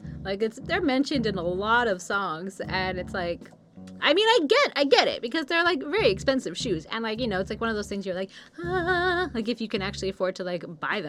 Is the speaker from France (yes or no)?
no; Australia